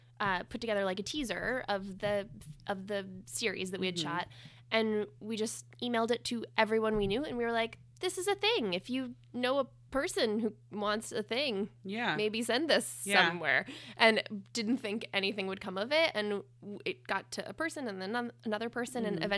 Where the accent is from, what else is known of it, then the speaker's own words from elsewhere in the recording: New Hampshire, United States; I grew up in southern New Hampshire, maybe 35 minutes north of Boston.